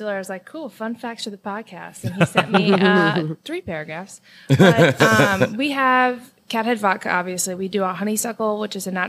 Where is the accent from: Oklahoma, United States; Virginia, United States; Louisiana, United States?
Louisiana, United States; New Orleans; also born or lived in Mississippi; So, yes, I'm born and raised in New Orleans.